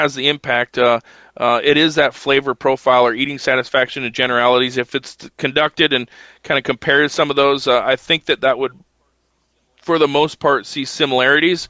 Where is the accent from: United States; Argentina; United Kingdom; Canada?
United States; American sheep producers